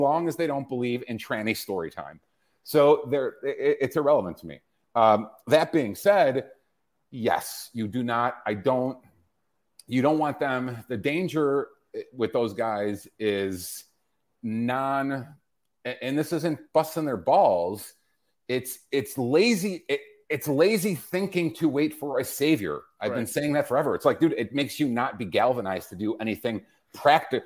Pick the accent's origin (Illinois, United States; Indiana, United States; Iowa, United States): Illinois, United States; my home state of Illinois